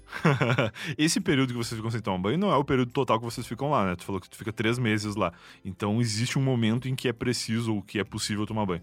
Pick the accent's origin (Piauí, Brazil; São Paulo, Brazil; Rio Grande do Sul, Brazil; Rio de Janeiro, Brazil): Rio Grande do Sul, Brazil; Rio Grande; moved away; da minha infância e juventude no Rio Grande do Sul